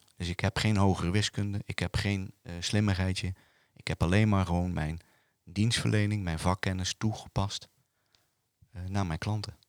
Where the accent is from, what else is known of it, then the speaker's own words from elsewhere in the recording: Bergen op Zoom, North Brabant, Netherlands; moved away as an adult; now in Roosendaal, Netherlands; ik kom uit Bergen op Zoom. En ik ben 28 jaar geleden in Roosendaal gaan wonen.